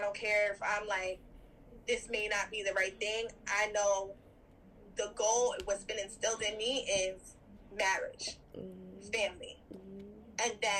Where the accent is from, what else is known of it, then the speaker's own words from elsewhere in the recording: New York, United States; Like, in New York, we're born in New York